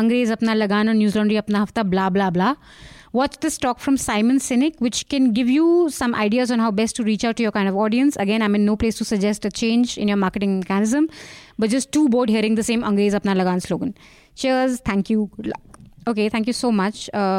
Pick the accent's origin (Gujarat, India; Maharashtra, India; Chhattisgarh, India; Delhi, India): Delhi, India; I'm a Punju from Delhi, so you can trust me to love my gobi, mooli, aloo, methi parathas, especially with fresh white butter.